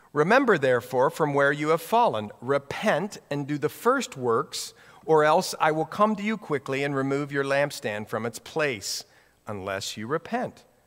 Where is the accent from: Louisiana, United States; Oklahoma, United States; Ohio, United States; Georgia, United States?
Ohio, United States; near Columbus; moved away as an adult; also born or lived in Newark, Ohio / Hawaii; we grew up in Ohio, uh, right in the middle of the state of Ohio, okay? And, uh, right near Columbus, little town near there